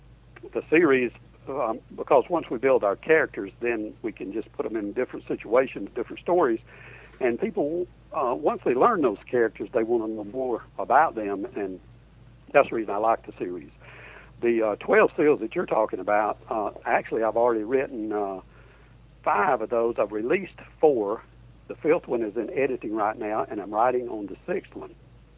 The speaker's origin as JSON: {"language": "English", "region": "Alabama", "country": "United States", "lives_now": "Orlando, United States"}